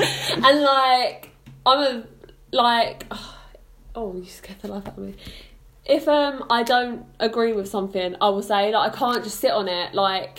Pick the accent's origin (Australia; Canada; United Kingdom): United Kingdom; London; moved away as an adult; now in Portsmouth, United Kingdom; we're from London Estates.